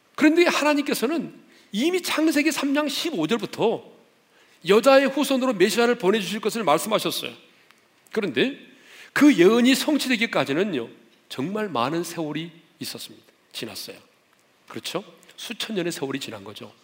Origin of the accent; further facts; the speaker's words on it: South Korea; 우리는 이제 한국 사람이니까